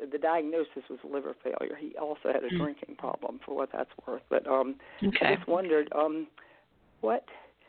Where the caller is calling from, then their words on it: Virginia, United States; from Virginia.